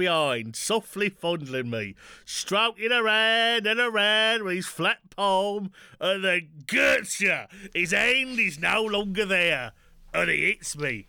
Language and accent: English; Yorkshire and the Humber, United Kingdom; accent: Yorkshire; West Yorkshire.